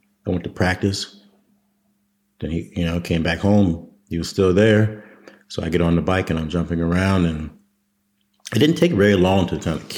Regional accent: Waldorf, Maryland, United States; moved away as an adult; I grew up in Waldorf, Maryland

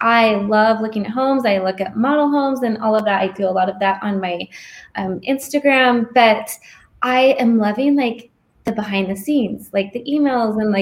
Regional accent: Gilbert, Arizona, United States; moved away as an adult; also born or lived in Michigan; This is my home state. I grew up in Gilbert.

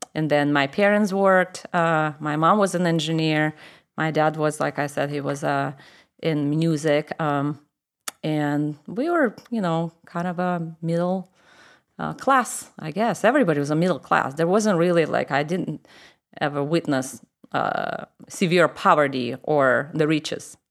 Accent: Moscow, Russia; accent: Russian; English is a second language; moved away as an adult; I grew up in Moscow, which is the capital of Russia.

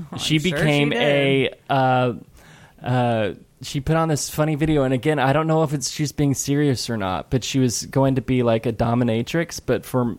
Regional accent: Ireland; I am Irish.

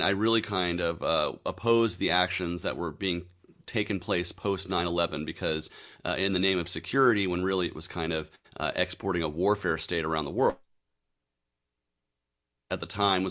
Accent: Georgia, United States; also born or lived in Tennessee / Atlanta, Georgia; I've lived in and around Georgia my entire life since I was seven

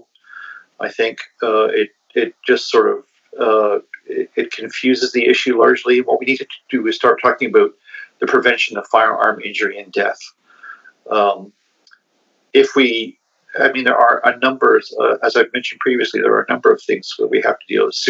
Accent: Canada; also born or lived in Perth, Ontario; as a Canadian culture, we have lots of guns in our country

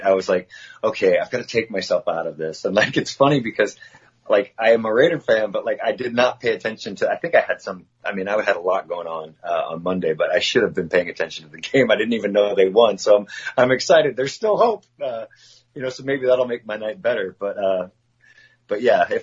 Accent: near Oakland, California, United States; my hometown is near Oakland

